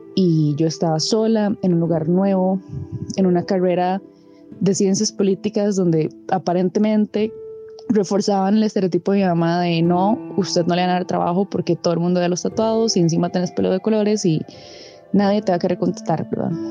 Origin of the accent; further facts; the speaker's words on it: Cartago, Costa Rica; moved away as an adult; also born or lived in Heredia; yo soy de Cartago originalmente. Me tuve que ir a mudar hasta Heredia porque entré a la Universidad Nacional